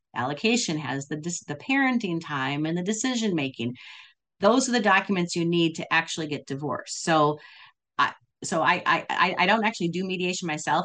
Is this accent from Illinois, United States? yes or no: no; Wisconsin, United States; moved away; also born or lived in California; I grew up in I grew up in Wisconsin, then California, but I was in Wisconsin